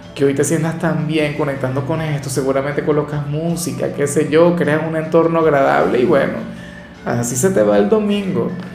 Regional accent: Venezuela; al menos en mi país

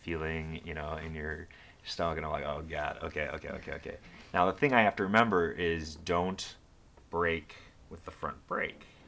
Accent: Libertyville, Illinois, United States; when I was growing up in Libertyville

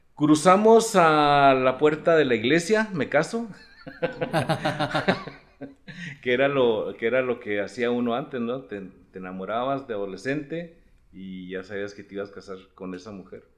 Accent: Chihuahua, Mexico; also born or lived in Delicias; nací en el 60, tengo 60. De Chihuahua. De aquí de Chihuahua

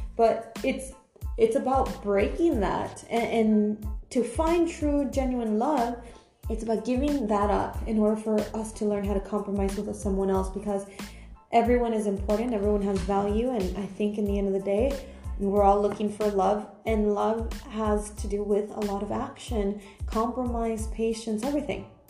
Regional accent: California, United States; moved away as an adult; now in Europe; I'm from America, I'm Cal- from California

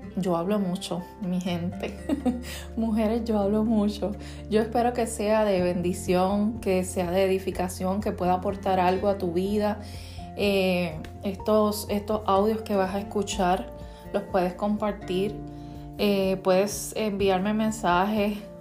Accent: Puerto Rico; soy boricua

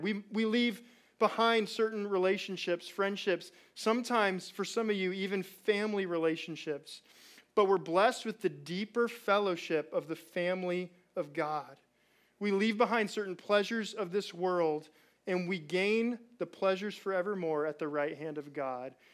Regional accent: Chino, California, United States; I'm from Chino

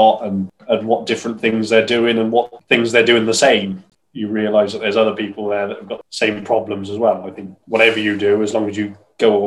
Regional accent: Hereford, West Midlands, United Kingdom; I'm from Hereford.

